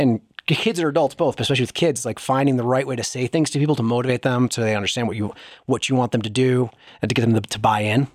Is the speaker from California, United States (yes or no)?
no; Wisconsin, United States; I grew up in Wisconsin